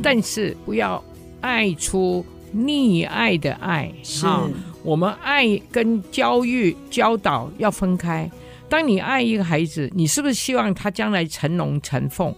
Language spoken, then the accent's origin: Chinese; Hong Kong; moved away as an adult; also born or lived in Japan; now in Taiwan; 所以我在五岁左右的时候就迁居去了香港